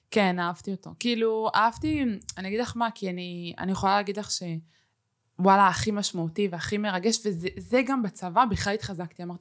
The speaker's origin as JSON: {"language": "Hebrew", "country": "Israel", "said": "אני ישראלית ומי שיגיד לי שלא שיקפוץ"}